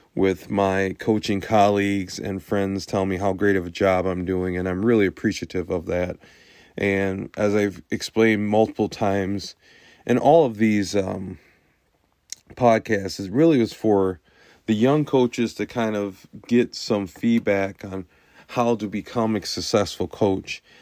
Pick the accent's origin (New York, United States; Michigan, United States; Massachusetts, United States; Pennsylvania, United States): Michigan, United States; Lansing; I'm from the Lansing area.